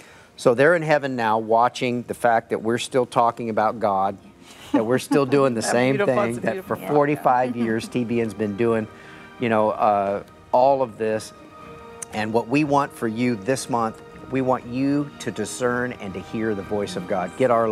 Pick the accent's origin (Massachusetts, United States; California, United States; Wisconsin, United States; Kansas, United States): California, United States; Newport Beach; also born or lived in Los Angeles, California; When we were first married and before we had children, we lived in Orange County, California. I grew up in Newport Beach, California.